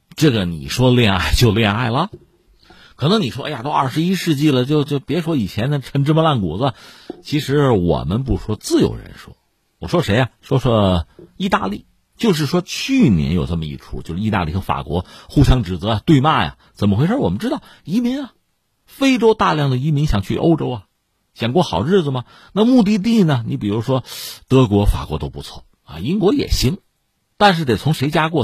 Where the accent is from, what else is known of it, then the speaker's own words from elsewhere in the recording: China; 我们中国人